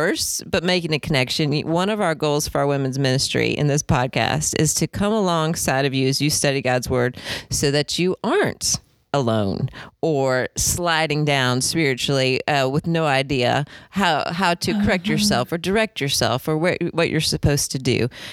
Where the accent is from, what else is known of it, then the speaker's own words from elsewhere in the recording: Indiana, United States; moved away; also born or lived in Estes Park, Colorado; I grew up in Indiana